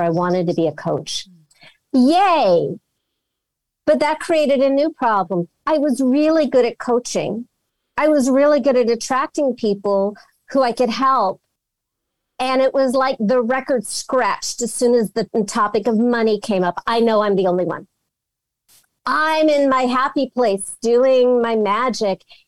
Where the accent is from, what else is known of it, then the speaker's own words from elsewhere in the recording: Los Angeles, California, United States; I'm from Los Angeles.